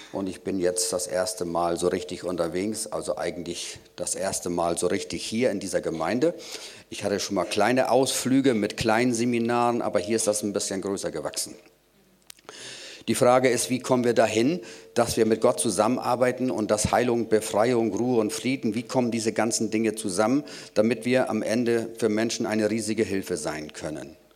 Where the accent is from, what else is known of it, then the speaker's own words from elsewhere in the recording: Rendsburg, Schleswig-Holstein, Germany; Ich komme aus Rendsburg.